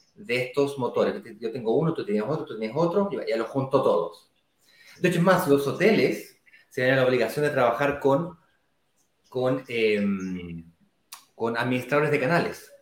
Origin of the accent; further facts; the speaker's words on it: Chile; now in Brazil; yo soy chileno, vivo en Brasil, pero soy chileno